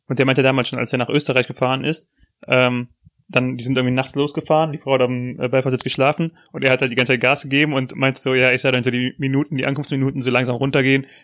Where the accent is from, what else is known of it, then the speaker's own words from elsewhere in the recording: Germany; Als Deutscher